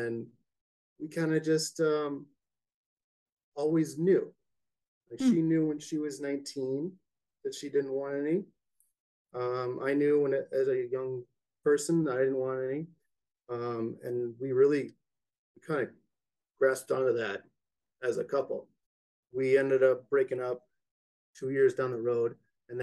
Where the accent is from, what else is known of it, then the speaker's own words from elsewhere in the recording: suburb of the Twin Cities, Minnesota, United States; I'm born and raised in Minnesota, suburb of the Twin Cities. And I've just grew up here